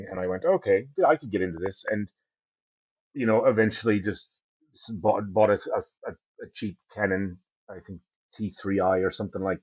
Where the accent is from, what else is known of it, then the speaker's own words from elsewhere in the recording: Allentown, Pennsylvania, United States; moved away as an adult; now in Kenmare, Ireland; That was actually where I was born in Brayer. Born and raised.